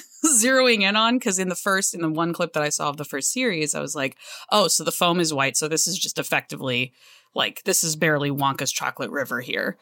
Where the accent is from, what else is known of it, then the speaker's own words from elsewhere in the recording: the South, United States; moved away; also born or lived in Cleveland, Ohio; I grew up in the South